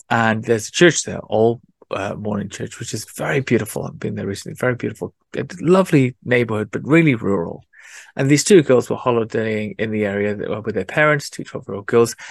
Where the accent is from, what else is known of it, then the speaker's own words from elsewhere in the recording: South Wales, United Kingdom; moved away; I grew up in the city, in South Wales